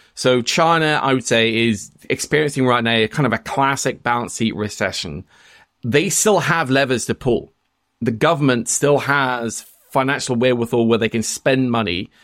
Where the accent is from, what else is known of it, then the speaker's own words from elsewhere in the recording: Norway; I'm Norwegian